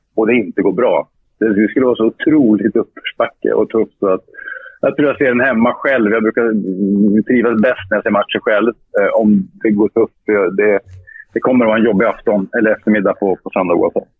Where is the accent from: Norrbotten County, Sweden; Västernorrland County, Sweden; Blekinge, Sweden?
Norrbotten County, Sweden; Luleå; Jag gick fotbollsskolan i Luleå, min hemstad.